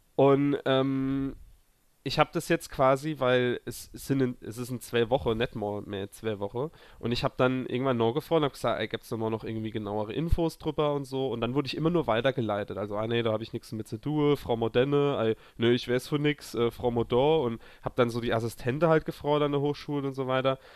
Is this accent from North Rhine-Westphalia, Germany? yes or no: no; a village near Zweibrücken, Rhineland-Palatinate, Germany; moved away; Dorffest bei uns äh, im Dorf, wo ich herkomme